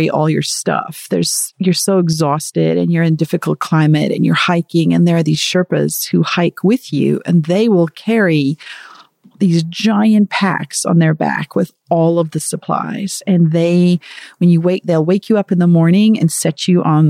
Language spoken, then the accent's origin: English; South Africa; moved away; I am from South Africa originally